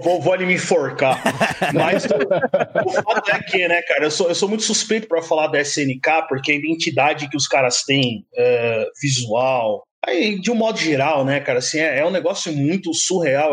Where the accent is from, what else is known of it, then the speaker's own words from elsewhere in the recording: São Paulo, Brazil; also born or lived in Itaquaquecetuba; Eu nasci na Penha, né, cara? Eu sou da, da Zona Leste aqui de São Paulo